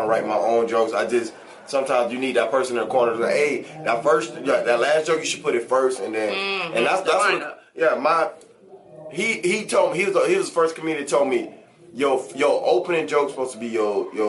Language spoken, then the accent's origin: English; Miami, Florida, United States; I'm from Miami, Florida